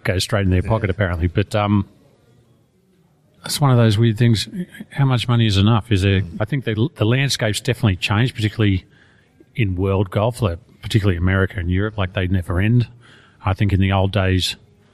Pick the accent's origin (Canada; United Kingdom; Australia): Australia; I'm Australian